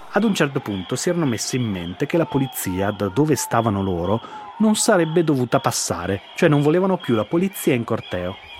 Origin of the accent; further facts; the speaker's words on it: Veneto, Italy; now in Milan, Italy; sono veneto, ci beviamo un po' tutto da quelle parti